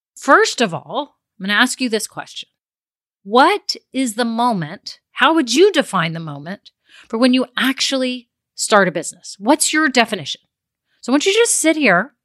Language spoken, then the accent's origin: English; Texas, United States; I'm a girl from Texas